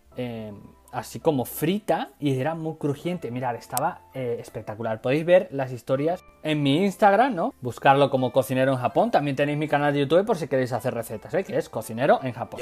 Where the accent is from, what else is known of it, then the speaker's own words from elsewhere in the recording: Badajoz, Extremadura, Spain; yo soy de campo, no soy de ciudad, yo soy de Extremadura, yo soy de Badajoz, o sea, de más campo no puedo ser